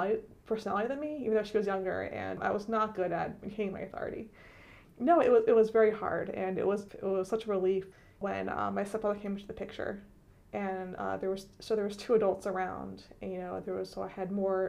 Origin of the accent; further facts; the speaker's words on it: Philadelphia, Pennsylvania, United States; moved away as an adult; also born or lived in Doylestown, Pennsylvania; I was born and raised in Philadelphia